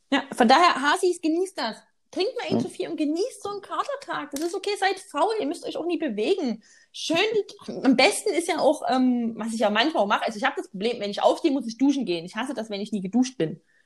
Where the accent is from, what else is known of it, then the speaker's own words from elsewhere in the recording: Saxony, Germany; accent: Saxon; unserem sächsischen Dialekt